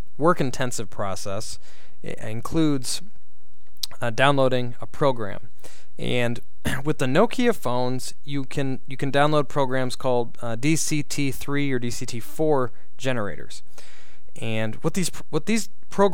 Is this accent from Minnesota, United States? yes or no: yes; Minnesota, United States; moved away; my home state of Minnesota.